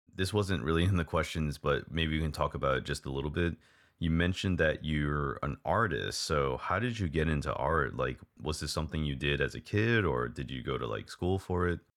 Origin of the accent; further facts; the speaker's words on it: Hawaii, United States; moved away as an adult; also born or lived in Texas, United States; now in Taiwan; I was born and raised in Hawaii